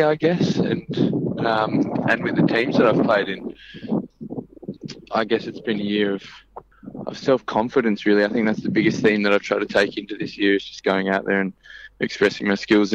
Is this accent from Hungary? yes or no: no; Melbourne, Victoria, Australia; moved away as an adult; now in Perth, Australia; I grew up in Melbourne. I moved to Perth when I was 18 in 2012